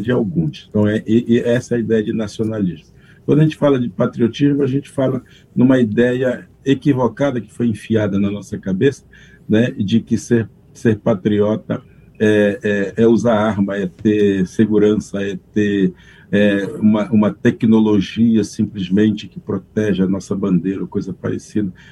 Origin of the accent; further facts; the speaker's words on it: Brazil; eu sou um brasileiro nascido munduruku